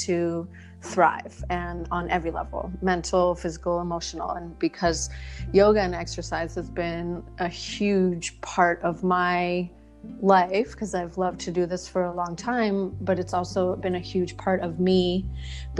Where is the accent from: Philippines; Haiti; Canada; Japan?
Canada; moved away as an adult; also born or lived in British Columbia; now in Maui, United States; I'm originally from Canada